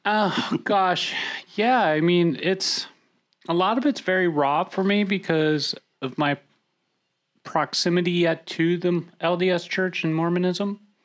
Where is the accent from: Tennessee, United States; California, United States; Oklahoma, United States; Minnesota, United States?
Minnesota, United States; I grew up in Minnesota